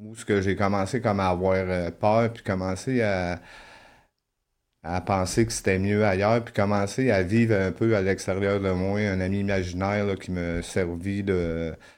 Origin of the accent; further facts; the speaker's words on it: La Tuque, Quebec, Canada; je suis né à Latuc. C'est une petite ville au Québec